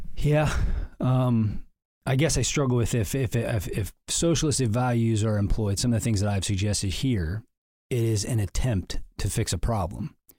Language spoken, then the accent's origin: English; Canton, Illinois, United States; I was raised in Canton, Illinois